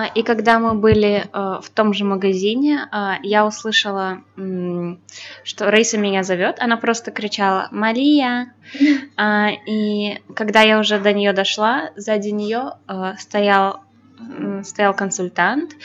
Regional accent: Belarus; я белоруска

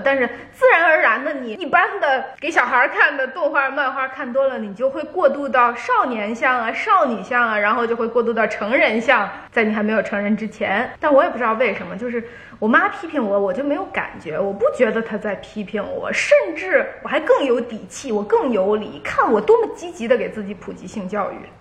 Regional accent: northern China, China; 我在我姥姥姥爷家长大，他们都北方人

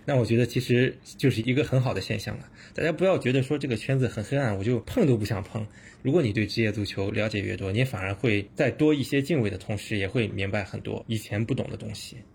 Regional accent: China; 我们是中国人啊

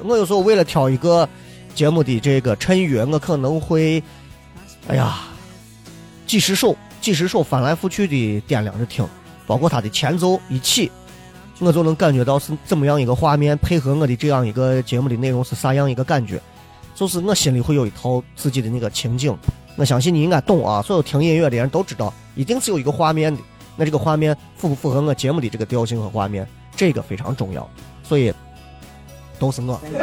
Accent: Xi'an, Shaanxi, China; accent: Xi'an dialect; 我不知道你们能不能听懂我们的方言，但是我的方言仍然是洋气的西安话，我不是那种土锤西安话，洋气的西安话

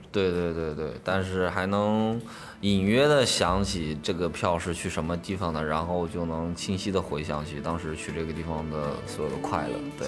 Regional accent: Anhui, China; moved away as an adult; now in Shanghai, China; 也是我们安徽人

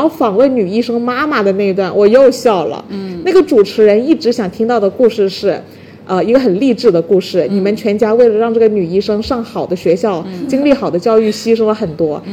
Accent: China; 我们中国人比较内斗

